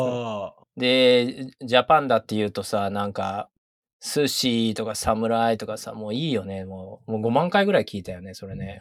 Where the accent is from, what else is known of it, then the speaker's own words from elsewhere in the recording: Tokyo, Japan; moved away as an adult; now in New York, United States; むしろ東京生まれ東京育ちなんだけど